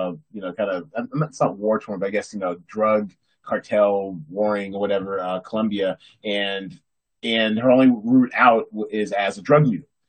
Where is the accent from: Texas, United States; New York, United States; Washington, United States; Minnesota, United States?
Washington, United States; Seattle; grew up in Seattle